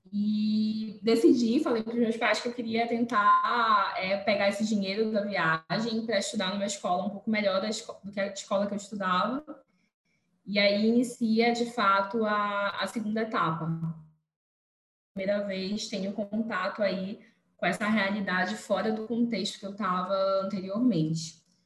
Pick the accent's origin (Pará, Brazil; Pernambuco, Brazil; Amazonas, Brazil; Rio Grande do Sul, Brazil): Pará, Brazil; Belém; sou de Belém do Pará, é, venho da periferia, é, de um dos bairros mais populosos que tem aqui em Belém, que se chama Terra Firme